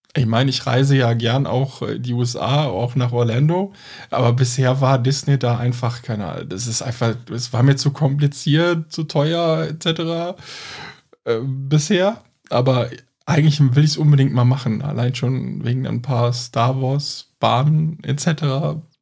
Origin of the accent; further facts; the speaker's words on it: Cologne, North Rhine-Westphalia, Germany; wir kommen aus Köln